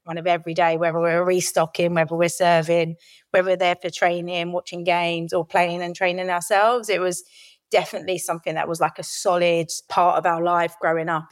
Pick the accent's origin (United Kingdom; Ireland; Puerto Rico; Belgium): United Kingdom; Lordswood, South East England; also born or lived in Rochester, Kent; I grew up in Lordwood, which was just outside of the Medway towns in Kent